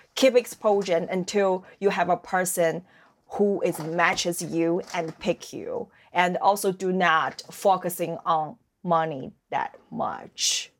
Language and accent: English; Dalian, Liaoning, China; English is a second language; moved away as an adult; now in Halifax, Canada; My hometown called Dalian. That's a seaside city in the northeast